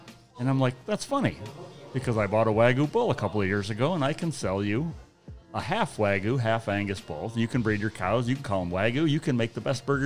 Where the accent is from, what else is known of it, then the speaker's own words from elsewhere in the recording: Western New York, United States; moved away as an adult; also born or lived in Dutchess County, New York; now in Millbrook, United States; I moved to Dutchess County from Western New York in 95 or 96